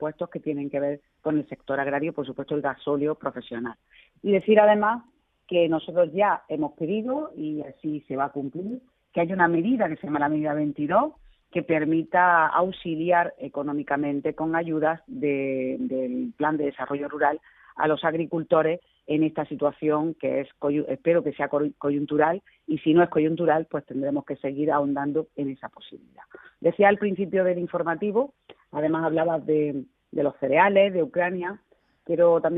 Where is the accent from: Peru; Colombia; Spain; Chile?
Spain; Andalusia; uno de los cada tres perceptores de la paz, que somos andaluces